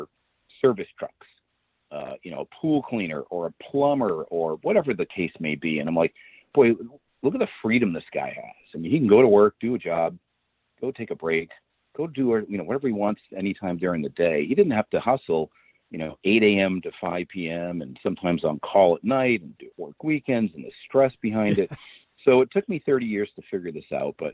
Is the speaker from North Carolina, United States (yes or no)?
no; Boston, Massachusetts, United States; moved away as an adult; also born or lived in Phoenix, Arizona; now in Rockport, United States; born and raised near Boston, Boston boy